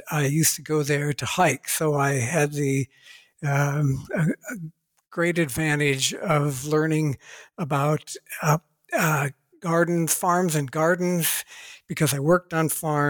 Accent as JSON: {"language": "English", "region": "Ohio", "country": "United States", "tie": "born or raised there", "said": "I was born and raised in Ohio, USA"}